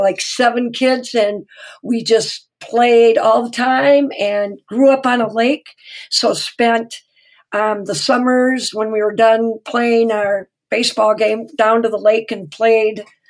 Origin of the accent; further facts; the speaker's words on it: Minnesota, United States; I've been born, raised, lived forever in Minnesota